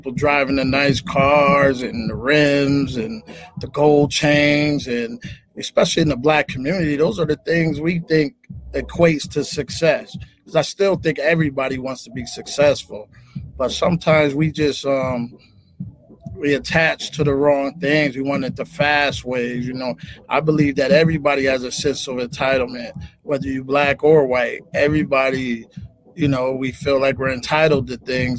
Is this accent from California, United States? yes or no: no; Springfield, Massachusetts, United States; I'm from Springfield, Massachusetts